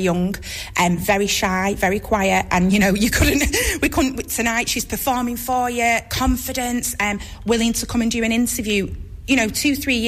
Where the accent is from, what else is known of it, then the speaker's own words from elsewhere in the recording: Hyde, North West England, United Kingdom; I grew up in Hyde Festival Theatre, not in there, but, you know, going to the shows there